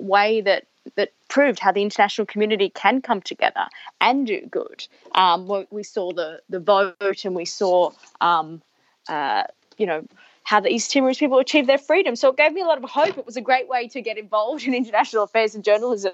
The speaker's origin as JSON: {"language": "English", "town": "Perth", "region": "Western Australia", "country": "Australia", "tie": "born or raised there", "said": "I was a teenager growing up in Perth"}